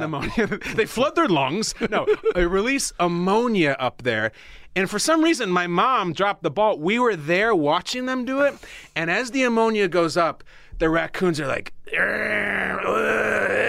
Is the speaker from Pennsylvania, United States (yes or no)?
no; Chicago, Illinois, United States; born or raised there; moved away